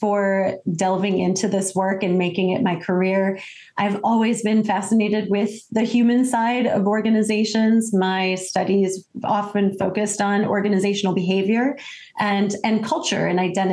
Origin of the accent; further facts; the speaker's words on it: Detroit, Michigan, United States; I am American from, you know, the day I was born, and grew up in Detroit, Michigan